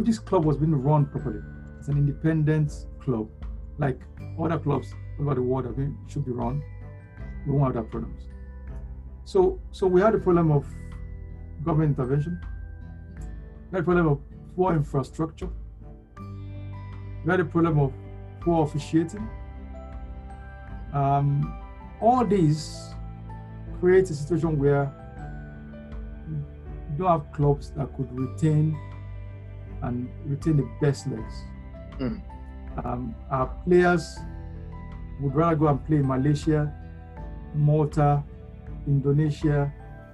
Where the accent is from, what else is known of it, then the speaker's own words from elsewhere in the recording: Abeokuta, Ogun State, Nigeria; I grew up in Abeokuta